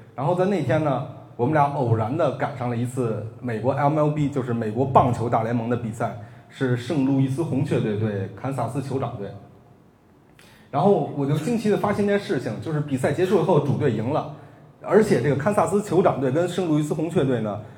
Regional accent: Beijing, China; 北京国安队，因为这是我家乡的球队

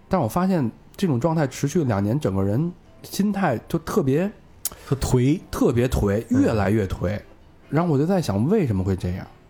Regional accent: Beijing, China; 尤其是对咱们 北京人来说更有这个特别，特别重要的一点

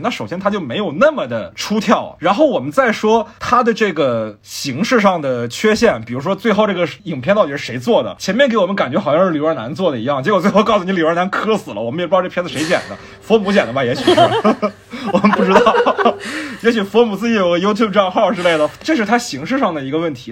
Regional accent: Fuzhou, Fujian, China; also born or lived in northern China; 我小时候虽然住在这个一个福州方面的寺庙旁边

